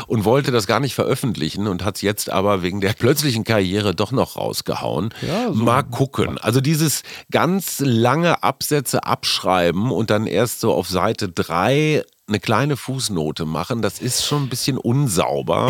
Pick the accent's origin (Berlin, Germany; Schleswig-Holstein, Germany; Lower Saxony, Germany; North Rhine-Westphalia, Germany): North Rhine-Westphalia, Germany; Münster; Münster, wie du weißt, ist meine Heimatstadt